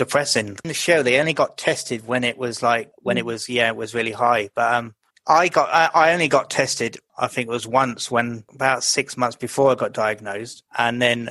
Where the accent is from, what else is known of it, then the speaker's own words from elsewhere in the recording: Reading, South East England, United Kingdom; moved away as an adult; also born or lived in London; moved away from Reading and moved to London